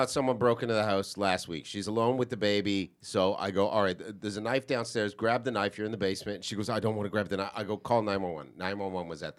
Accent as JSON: {"language": "English", "country": "Montserrat", "tie": "born or raised there", "said": "I'm with Celeste. Where I was raised in Montserrat, this is what I was taught."}